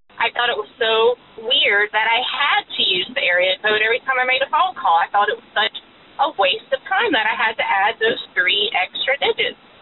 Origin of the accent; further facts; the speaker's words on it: Tallahassee, Florida, United States; now in Gainesville, Georgia, United States; I grew up in Tallahassee, Florida, and I have not lived there for um, about 15 years